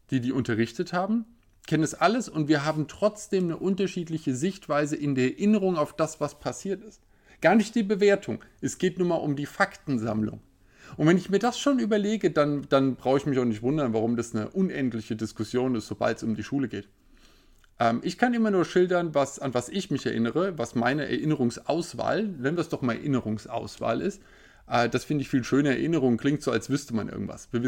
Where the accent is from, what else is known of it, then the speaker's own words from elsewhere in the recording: Hesse, Germany; Bei uns in Hessen war es in den 90ern so, dass wir einen äh, sehr netten äh, Lehrer hatten